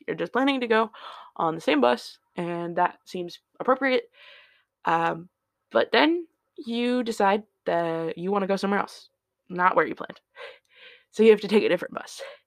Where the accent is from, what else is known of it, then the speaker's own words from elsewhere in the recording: Indiana, United States; now in Seattle, United States; I was born in Indiana